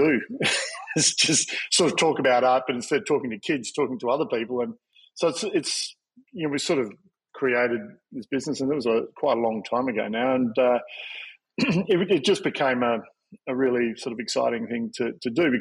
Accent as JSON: {"language": "English", "region": "Victoria", "country": "Australia", "tie": "born or raised there", "also_born_or_lived": "Tasmania / Sydney", "moved": "as an adult", "said": "I grew up in Victoria and then went to Tasmania to art school"}